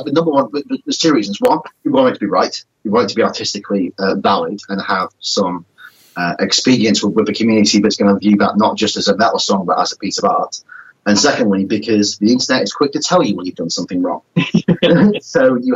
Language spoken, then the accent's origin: English; England, United Kingdom; We don't forget we're English